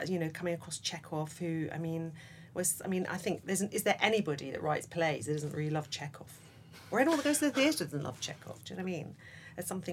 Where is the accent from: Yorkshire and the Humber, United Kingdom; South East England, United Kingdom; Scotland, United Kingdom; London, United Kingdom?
London, United Kingdom; it was in London. Yeah, I grew up in London